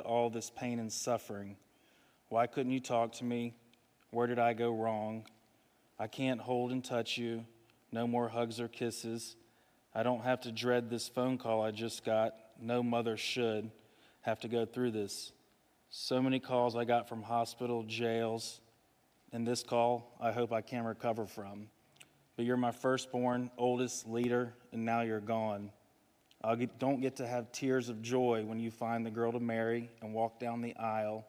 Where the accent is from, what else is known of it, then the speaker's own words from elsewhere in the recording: Charlotte, North Carolina, United States; from Charlotte, hour and a half down the road. Went to Covenant Day.